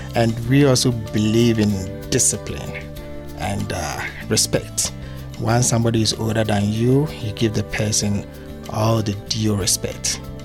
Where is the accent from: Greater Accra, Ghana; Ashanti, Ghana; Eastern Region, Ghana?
Greater Accra, Ghana; Accra; moved away as an adult; also born or lived in Kumasi, Ghana; now in Pittsfield, United States; area that I grew up in, Accra